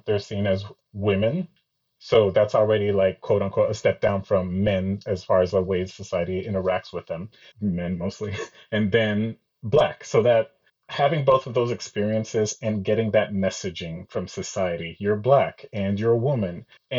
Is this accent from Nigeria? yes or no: yes; Nigeria; now in United States; I feel like I'm both Nigerian and American.